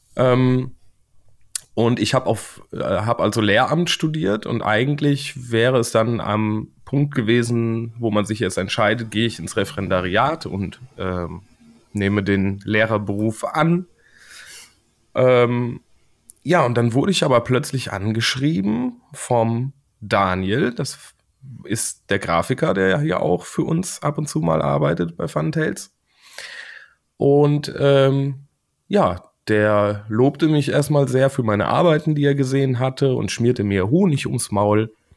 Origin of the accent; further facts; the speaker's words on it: Siegen, North Rhine-Westphalia, Germany; Ich komme aus Siegen